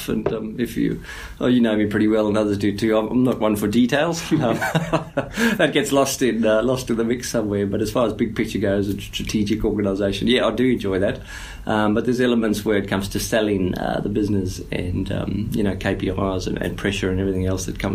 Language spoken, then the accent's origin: English; South Africa; moved away; as a South African